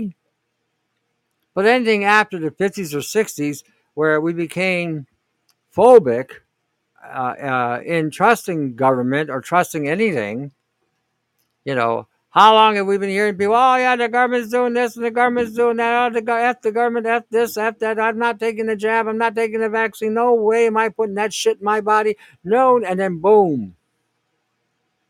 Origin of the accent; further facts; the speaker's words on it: Canada; I'm saying this as a Canadian